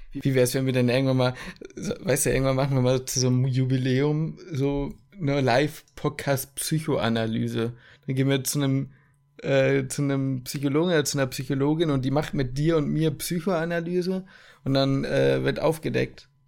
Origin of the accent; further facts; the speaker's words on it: Ruhr area, North Rhine-Westphalia, Germany; ich komme aus dem Ruhrpott.